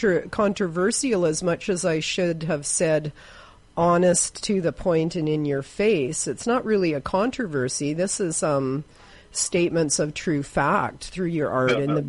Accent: Victoria, British Columbia, Canada; now in Prince George, Canada; I was raised in Victoria

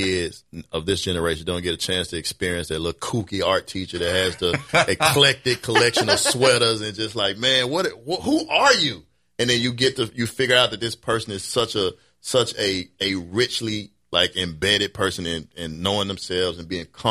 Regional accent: Memphis, Tennessee, United States; now in New Orleans, United States; I'm not originally from here. I'm from Memphis

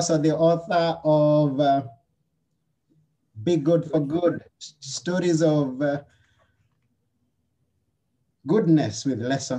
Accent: Kenya; now in Athens, Greece; I'm from Kenya, although I'm not in Kenya right now, I'm in Athens, Greece

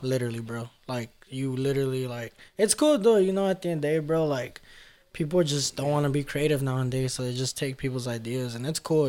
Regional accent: Los Angeles, California, United States; that's where I grew up at in South Central in LA.

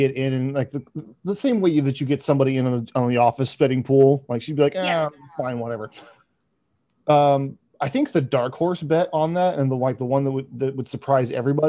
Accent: Texas, United States; I'm American and I'm Texan

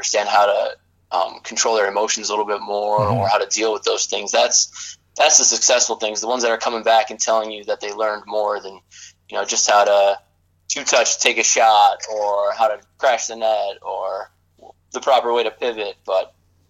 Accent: Section 4, New York, United States; moved away; I'm actually from Section 4 myself

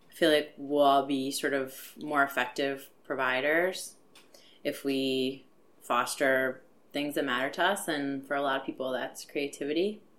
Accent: Canton, Ohio, United States; now in Philadelphia, United States; Originally, I'm from Canton, Ohio

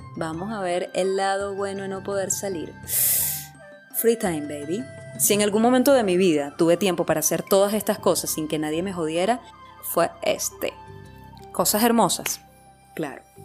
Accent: Venezuela; hasta que volvimos a Venezuela

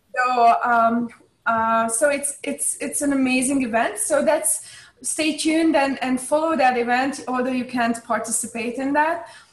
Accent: Hungary; I grew up in Hungary

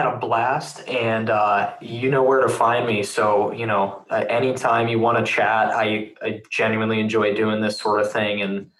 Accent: Pittsburgh, Pennsylvania, United States; I'm from Pittsburgh, Pennsylvania

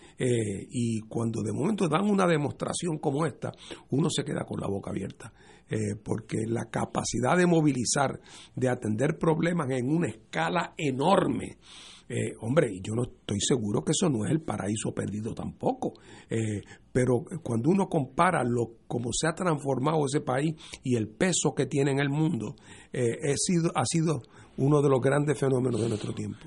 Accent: Puerto Rico; nosotros como puertorriqueños

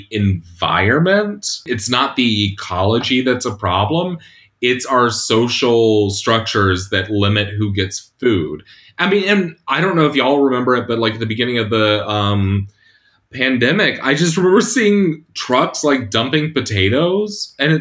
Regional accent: Catawba Indian Nation, South Carolina, United States; I'm a citizen of Catawba Indian Nation. We call ourselves the people of the river because we've lived along the Catawba River

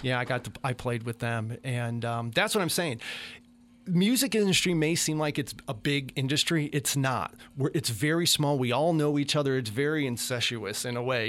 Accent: Chicago, Illinois, United States; moved away as an adult; now in Meridian, United States; I'm from Chicago

